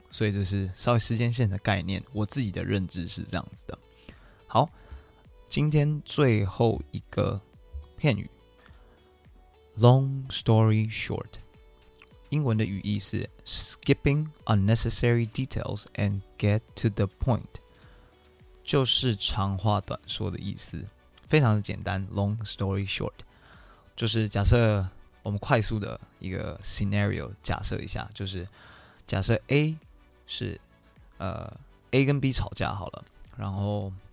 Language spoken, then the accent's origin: Chinese; Taiwan; moved away; also born or lived in United States; 我们台湾人